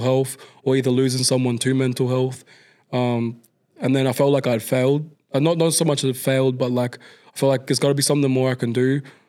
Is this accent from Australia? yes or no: yes; Queensland, Australia; moved away; I grew up with back in Queensland